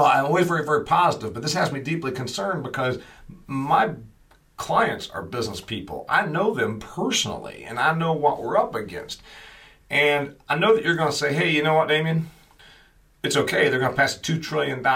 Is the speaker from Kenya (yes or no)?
no; Huntington, Indiana, United States; my hometown of Huntington, Indiana